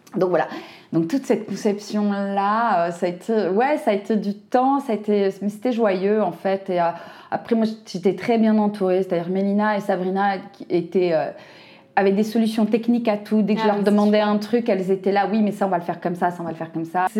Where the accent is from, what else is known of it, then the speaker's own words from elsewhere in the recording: Brittany, France; je connais bien la Bretagne, je suis bretonne